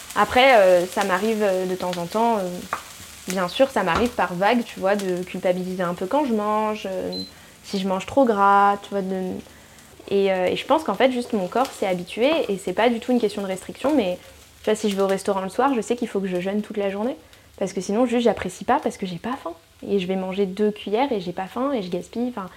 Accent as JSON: {"language": "French", "country": "New Caledonia", "tie": "born or raised there", "moved": "as an adult", "lives_now": "Paris, France", "said": "je viens de Calédonie, donc j'ai habité en Calédonie bah, toute mon enfance"}